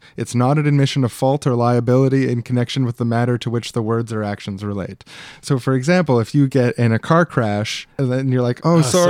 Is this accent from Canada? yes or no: yes; Canada